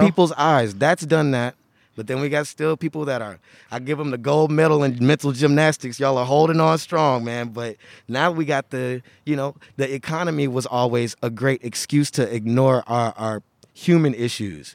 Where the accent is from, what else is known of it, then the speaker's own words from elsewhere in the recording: Houston, Texas, United States; now in Oregon, United States; I am from Houston, Texas